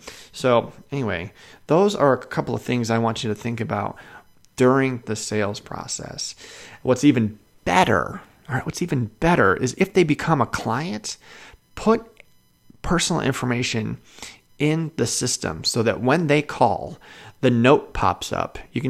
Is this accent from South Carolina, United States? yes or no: no; Chicago, Illinois, United States; also born or lived in Washington State; now in Idaho, United States; I lived in Washington State. I live in Idaho. I'm from Chicago.